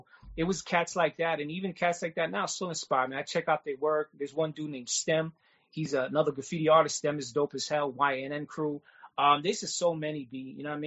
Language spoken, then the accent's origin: English; New York City, New York, United States; growing up in Queens, I used to live on the third floor, so I used to pretty much copy the J trains right through the window.